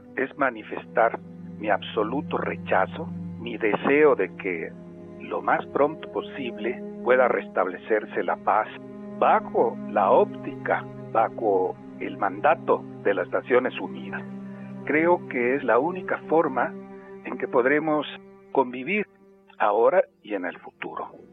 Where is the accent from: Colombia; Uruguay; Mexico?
Mexico; Yo como mexicano